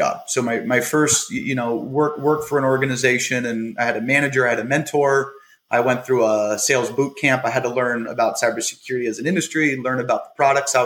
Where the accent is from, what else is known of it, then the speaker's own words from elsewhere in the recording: Bay Area, California, United States; moved away as an adult; now in Scottsdale, Arizona, United States; I'm from the Bay Area in California